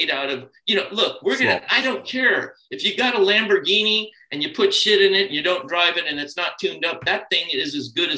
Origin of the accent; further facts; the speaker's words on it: California, United States; growing up in California in the 60s and 70s